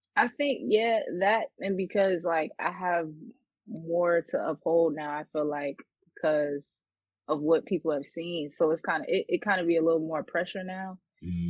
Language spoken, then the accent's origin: English; New York City, New York, United States; I'm from Queens, New York.